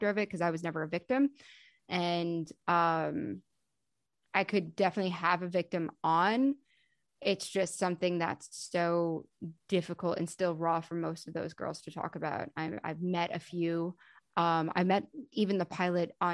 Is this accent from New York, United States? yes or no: yes; New York, United States; I'm from New York and I didn't live in Palm Beach, Florida